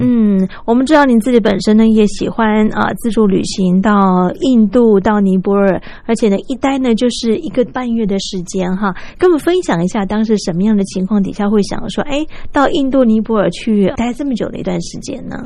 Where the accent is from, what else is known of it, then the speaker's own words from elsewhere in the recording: Taiwan; 像我们本身是台湾人